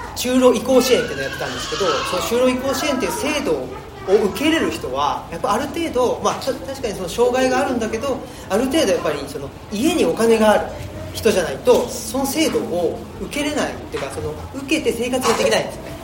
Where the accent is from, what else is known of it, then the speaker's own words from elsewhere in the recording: Urawa, Saitama, Japan; now in Higashiyoshino, Japan; 僕は埼玉県出身ですけどあ現今は奈良県の東吉野村っていうところに、えー、住んで